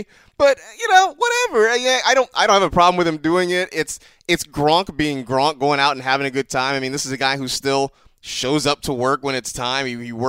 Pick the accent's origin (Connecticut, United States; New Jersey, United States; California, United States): California, United States; I'm from California.